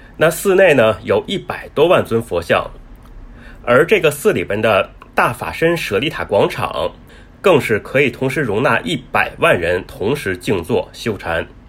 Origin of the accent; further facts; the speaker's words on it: Beijing, China; moved away as an adult; now in Thailand; 我是来自北京嘛